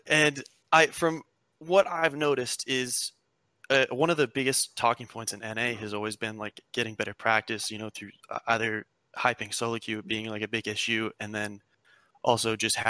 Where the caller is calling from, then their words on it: Santa Monica, California, United States; Hey, I'm calling from Santa Monica, California.